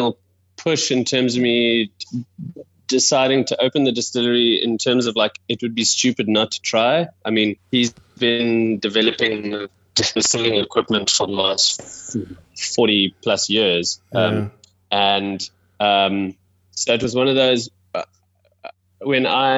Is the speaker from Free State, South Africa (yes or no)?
no; Wellington, Western Cape, South Africa; also born or lived in Johannesburg; I was born in Joburg, moved down to Wellington, which is a small town about an hour outside of Cape Town, when I was about 7. And then, yeah, I've been here in kind of the Western Cape for ever since then